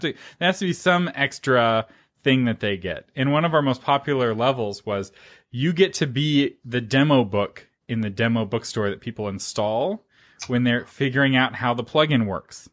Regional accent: United States; I'm an American

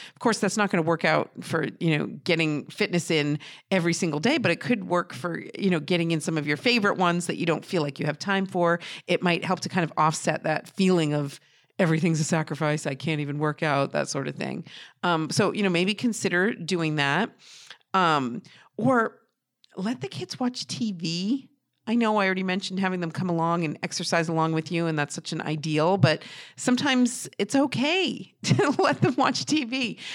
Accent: New Hampshire, United States; I'm from New Hampshire and I don't talk like

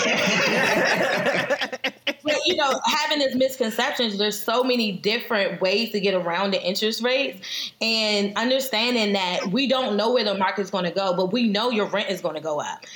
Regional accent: Prince George's County, Maryland, United States; we're both from Prince George's County

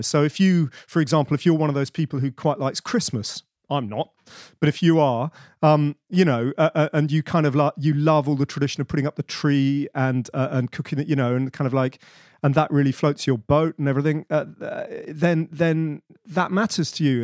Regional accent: Bedford, East of England, United Kingdom; I grew up in Bedford, which is in the middle of nowhere, but provincial England.

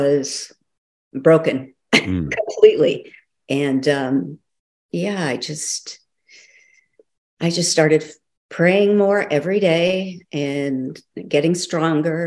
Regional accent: South Dakota, United States; moved away; also born or lived in Los Angeles / Santa Ynez; I grew up in South Dakota

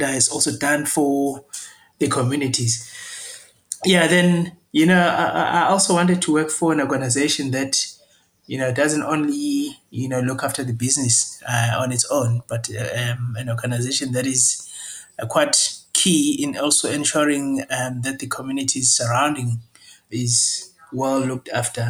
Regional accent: Jozini, KwaZulu-Natal, South Africa; comes from the rural communities in an area called Jozini. That's where I grew up.

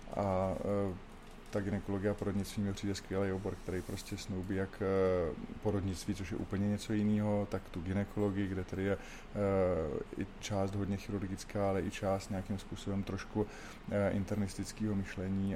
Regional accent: Brno, South Moravian Region, Czechia; jsem Brňák, kdy ustal jsem v Komíně a chodil jsem na základní školu ve Křistenova a potom Pastviny v Komíně

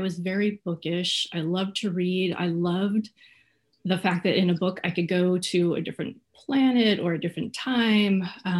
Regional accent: Kansas, United States; also born or lived in Phoenix, United States / California; So I grew up kind of all over. I was born in Phoenix and I was there till, I don't know, 8 maybe. Lived in California for a couple of years, moved to the Midwest, Kansas, when I was, I think, in 5th grade.

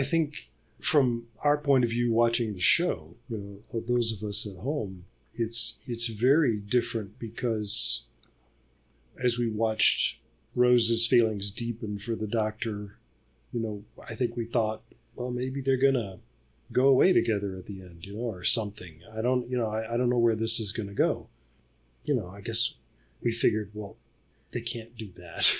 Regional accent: Birmingham, Alabama, United States; my hometown up in the city of Birmingham

